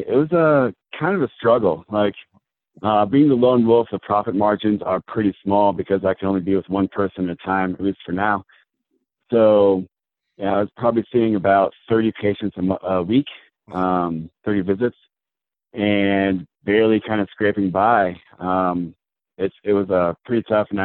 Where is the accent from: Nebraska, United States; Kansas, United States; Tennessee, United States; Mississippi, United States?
Nebraska, United States; Omaha; also born or lived in Georgia; now in Centennial, United States; I'm from Omaha, Nebraska, actually